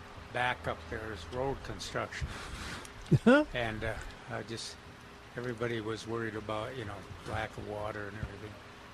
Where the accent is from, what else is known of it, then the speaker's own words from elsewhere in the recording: Minnesota, United States; I'm from Minnesota.